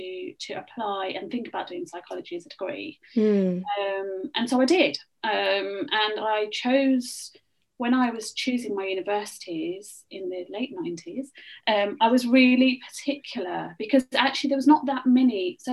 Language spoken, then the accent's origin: English; England, United Kingdom; So I said, I am from the Midlands, and originally I wanted to go to Birmingham.